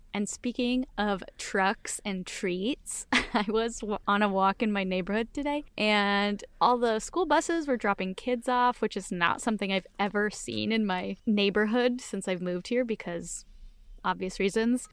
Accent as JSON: {"language": "English", "town": "Southington", "region": "Connecticut", "country": "United States", "tie": "born or raised there", "moved": "yes", "said": "My hometown of Southington, Connecticut is famous for their apple fritters"}